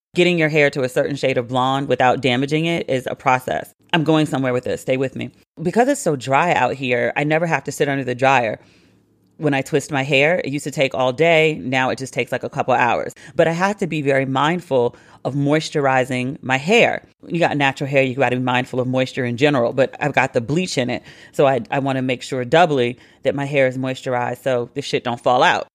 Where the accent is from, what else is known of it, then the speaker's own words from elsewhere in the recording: Maryland, United States; I was a kid growing up in Maryland